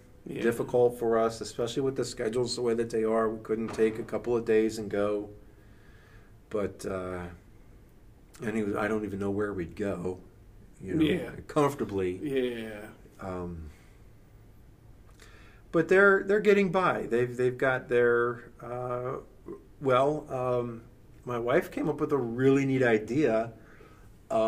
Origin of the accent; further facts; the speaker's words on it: Carrollton, United States; I grew up in Carrollton. It's a rural community.